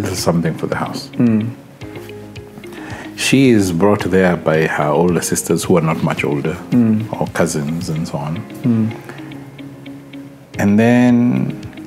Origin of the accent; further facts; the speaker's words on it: Malindi, Kilifi County, Kenya; moved away; I'm Malindian.